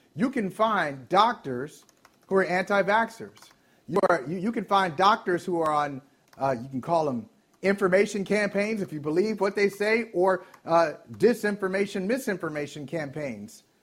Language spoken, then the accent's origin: English; Ohio, United States; moved away